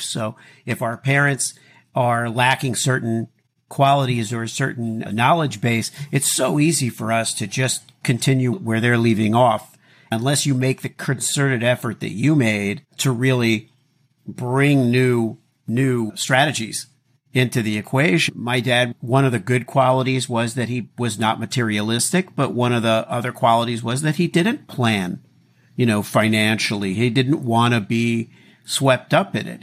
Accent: Miami, Florida, United States; When I was a kid growing up in Miami

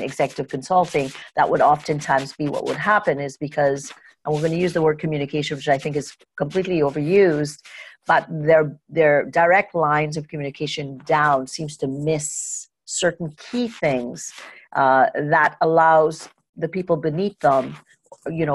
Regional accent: Trinidad & Tobago; moved away; I grew up in Trinidad and Tobago, and I grew up with a father who was an executive.

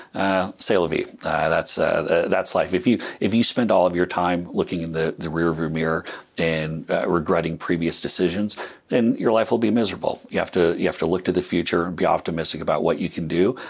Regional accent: United States; being American

